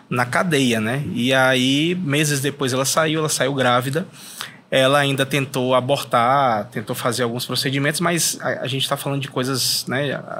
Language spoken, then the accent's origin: Portuguese; Fortaleza, Ceará, Brazil; Eu sou de Fortaleza, Cearazão.